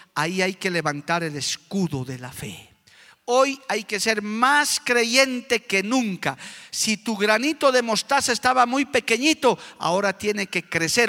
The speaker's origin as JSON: {"language": "Spanish", "country": "Bolivia", "said": "conozco mi tierra, sé cómo está mi país"}